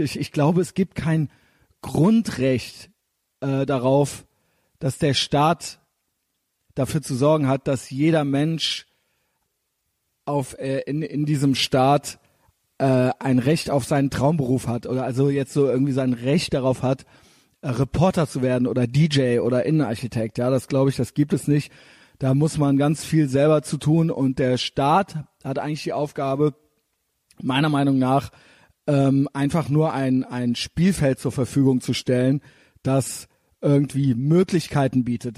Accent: Germany; als Deutsche

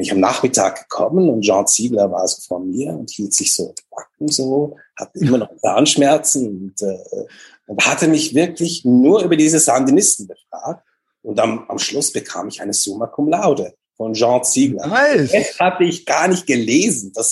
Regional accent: Switzerland; Genau, bei uns in der Schweiz

